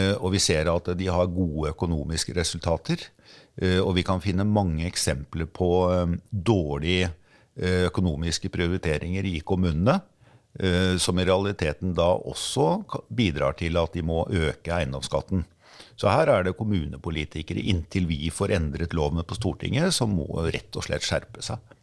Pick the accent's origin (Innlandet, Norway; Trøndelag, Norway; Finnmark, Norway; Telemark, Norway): Telemark, Norway; Skien; also born or lived in Oslo; now in Bærum, Norway; Jeg vokste opp i en eh, enebolig i Skien